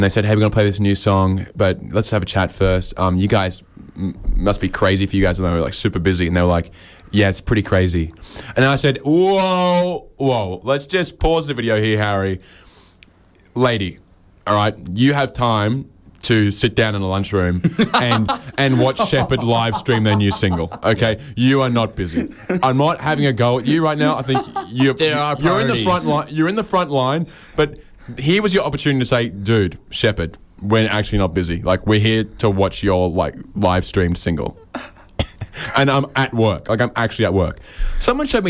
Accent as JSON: {"language": "English", "region": "Queensland", "country": "Australia", "said": "We are from Queensland"}